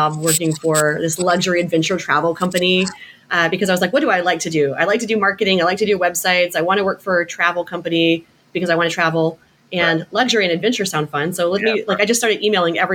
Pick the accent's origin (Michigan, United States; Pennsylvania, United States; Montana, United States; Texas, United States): Texas, United States; San Antonio; moved away; also born or lived in Central New York; I grew up in San Antonio, Texas.